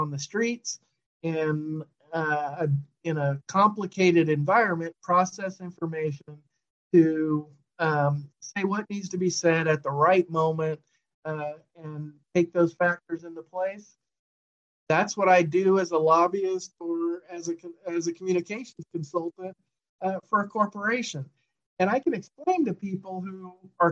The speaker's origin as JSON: {"language": "English", "town": "New York City", "region": "New York", "country": "United States", "tie": "born or raised there", "moved": "yes", "lives_now": "Sacramento, United States", "said": "I was born in the Bronx. That's where we grew up, and everybody we knew was kind of from there."}